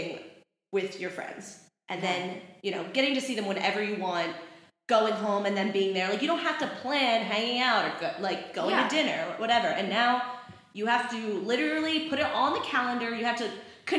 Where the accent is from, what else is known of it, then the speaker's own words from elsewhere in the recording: Jersey Shore, New Jersey, United States; I'm from New Jersey. I'm actually from the Jersey Shore.